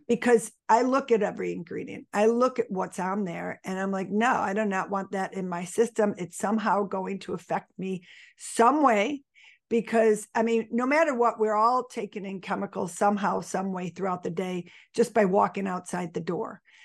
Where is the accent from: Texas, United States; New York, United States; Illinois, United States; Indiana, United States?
New York, United States; Buffalo; I was born and raised in Buffalo. I'm still in Buffalo